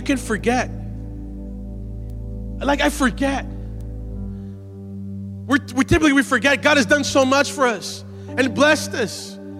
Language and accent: English; Brazil; born there; and I was born in Brazil. And for a long time, I loved cold weather.